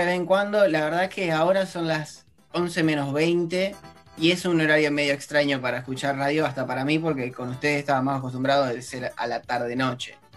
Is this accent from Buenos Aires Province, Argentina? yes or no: yes; Campana, Buenos Aires Province, Argentina; soy de Campana